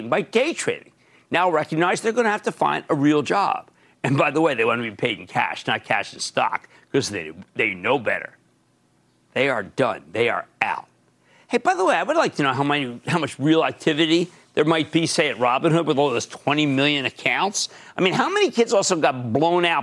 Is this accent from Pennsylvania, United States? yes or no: yes; Philadelphia, Pennsylvania, United States; I'm from Philly